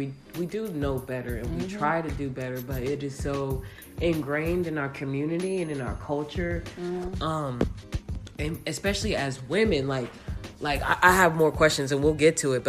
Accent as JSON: {"language": "English", "town": "Round Rock", "region": "Texas", "country": "United States", "tie": "born or raised there", "said": "I grew up in Round Rock"}